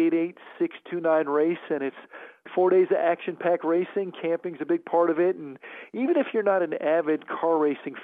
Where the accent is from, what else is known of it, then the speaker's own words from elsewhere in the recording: South Florida, United States; moved away; I grew up in South Florida